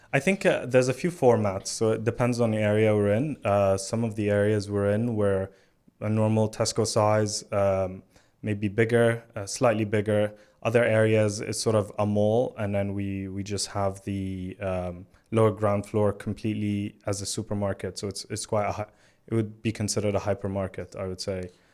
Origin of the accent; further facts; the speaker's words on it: Alexandria, Alexandria Governorate, Egypt; moved away as an adult; now in London, United Kingdom; I was born in Alexandria in Egypt, which is a coastal city by the Mediterranean. And, um, I, I loved growing up there.